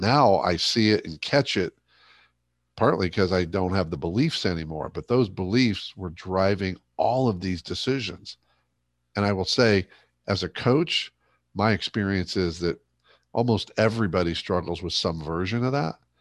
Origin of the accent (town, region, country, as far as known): Ohio, United States; born or raised there; moved away